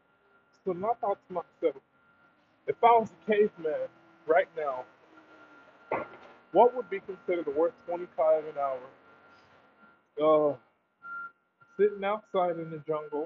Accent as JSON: {"language": "English", "country": "United States", "said": "I'm American"}